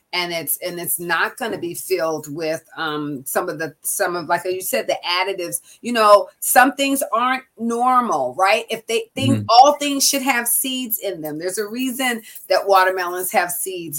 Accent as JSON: {"language": "English", "town": "Seattle", "region": "Washington", "country": "United States", "tie": "born or raised there", "also_born_or_lived": "California", "moved": "as an adult", "said": "my family moved from Washington D.C. when I was six. I grew up in Seattle, Washington"}